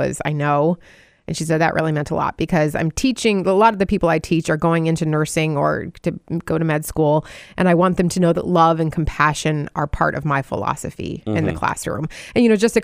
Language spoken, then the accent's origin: English; Wisconsin, United States; my home state of Wisconsin